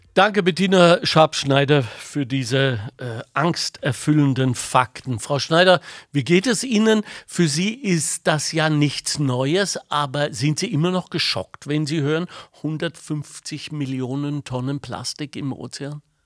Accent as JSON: {"language": "German", "area": "Ruhr area", "region": "North Rhine-Westphalia", "country": "Germany", "tie": "born or raised there", "moved": "yes", "said": "ich bin im Ruhrgebiet aufgewachsen"}